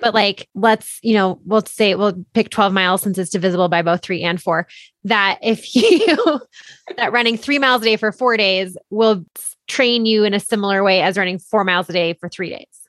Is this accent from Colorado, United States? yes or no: yes; Boulder, Colorado, United States; being born and bred in Boulder